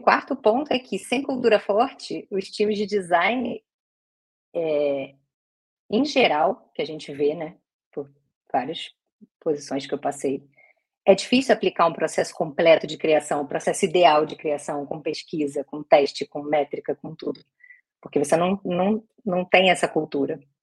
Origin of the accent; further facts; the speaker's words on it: Rio de Janeiro, Brazil; Sou carioca